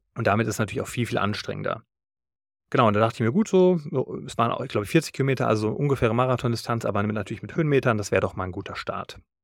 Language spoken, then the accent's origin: German; Taunus, Hesse, Germany; Das ist der Berg im Taunus, wo ich herkomme